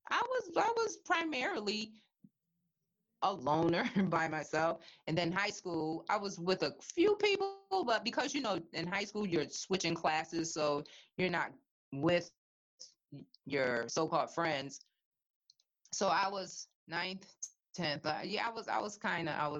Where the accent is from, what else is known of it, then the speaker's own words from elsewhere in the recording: Hartford, Connecticut, United States; growing up in Bellevue Square